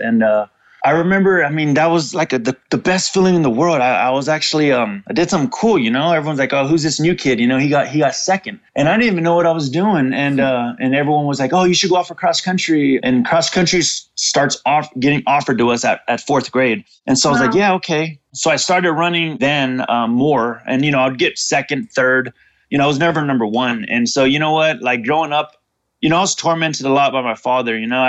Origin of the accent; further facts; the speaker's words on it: Fresno, California, United States; I grew up in Fresno, California, and that's in Central Valley. It's between San Francisco and LA, population of about 500,000 people.